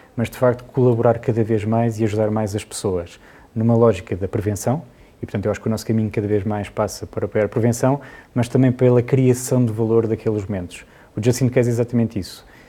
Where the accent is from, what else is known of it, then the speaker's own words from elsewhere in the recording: Portugal; nós aqui somos muito portugueses